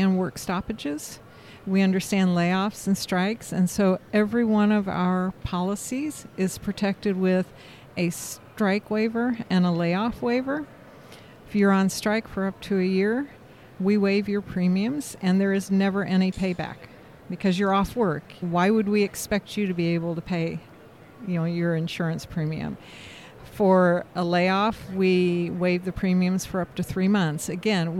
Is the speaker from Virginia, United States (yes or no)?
no; Indianapolis, Indiana, United States; I am from Indianapolis, Indiana